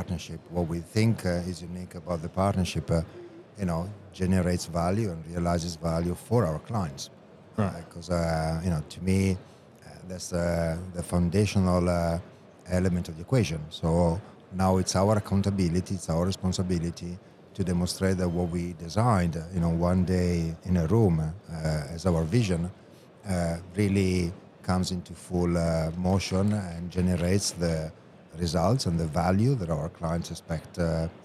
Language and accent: English; Italy; it will have to be in my home country.